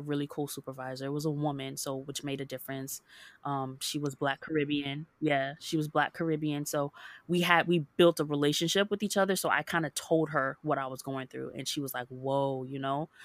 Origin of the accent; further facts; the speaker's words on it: Hollywood, Florida, United States; also born or lived in Jacksonville, Florida; was born and raised in Hollywood, Florida, and I moved up to Jacksonville to go to college